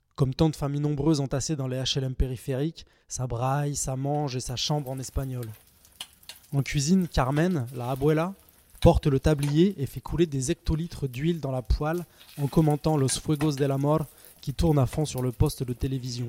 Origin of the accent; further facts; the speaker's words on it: Saint-Étienne, Auvergne-Rhône-Alpes, France; Je suis né et je vis à Saint-Étienne